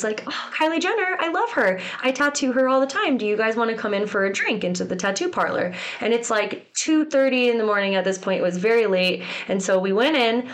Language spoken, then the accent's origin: English; Connecticut, United States; I grew up in Connecticut, and I'm 45 minutes from New York City